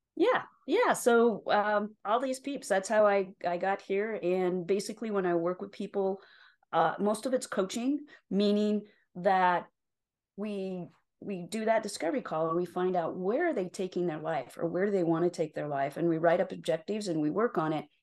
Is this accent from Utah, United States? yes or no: yes; Utah, United States; also born or lived in Salt Lake City, Utah; I was born and raised in Utah, yes. So, I live in Salt Lake City right now, but I was born and raised in a very small rural town, um, just over the mountains here from Salt Lake